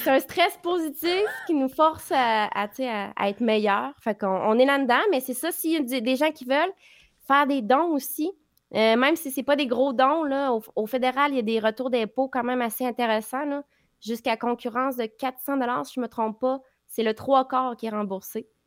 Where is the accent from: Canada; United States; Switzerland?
Canada; Quebec; On est québécois